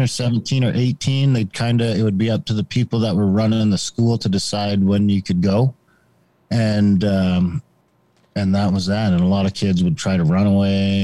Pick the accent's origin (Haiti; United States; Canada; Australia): Canada; I grew up in Indian country, um, basically in a small town, small mining town that would be an Indian reserve